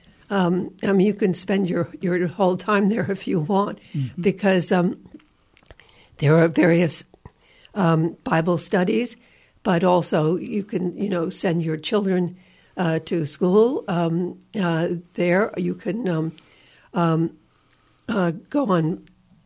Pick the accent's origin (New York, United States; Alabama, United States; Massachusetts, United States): New York, United States; I, as a New Yorker